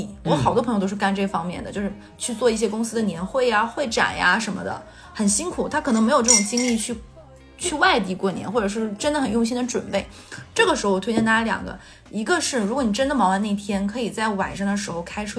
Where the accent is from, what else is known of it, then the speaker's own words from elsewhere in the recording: Northeast China, China; 一天，尤其是我们东北人，对。